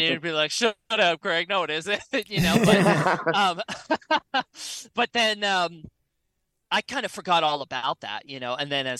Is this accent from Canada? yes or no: no; Gainesville, Florida, United States; I grew up in Florida.